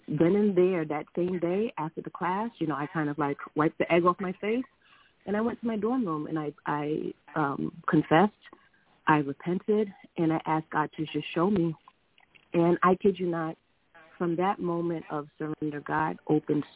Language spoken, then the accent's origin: English; New York, United States; moved away as an adult; also born or lived in Philadelphia; I was the girl from New York